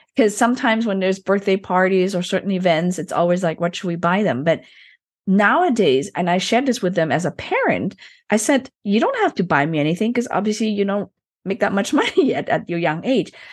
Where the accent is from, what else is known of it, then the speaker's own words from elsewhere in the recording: Germany; I was born and raised into a Chinese family, but I was actually, I grew up in Germany